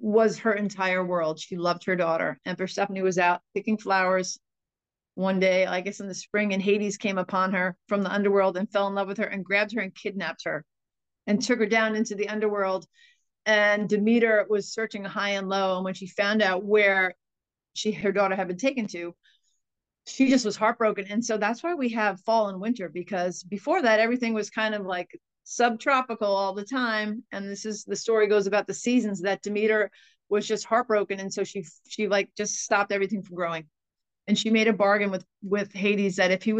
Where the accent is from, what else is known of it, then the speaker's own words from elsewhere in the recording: Sag Harbor, New York, United States; I grew up in a village of maybe 3,500 people, a very tight-knit community. And it just seems to me that Sag Harbor, my hometown